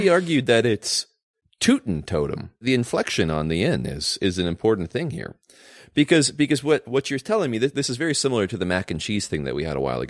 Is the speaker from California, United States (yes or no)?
yes; California, United States; As a Californian and new business owner in California